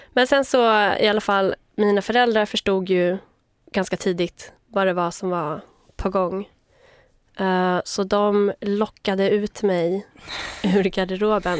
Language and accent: Swedish; Vaxholm, Stockholm County, Sweden; also born or lived in Uppsala; Jag är född i Uppsala, uppvuxen utanför Stockholm, i Vaxholm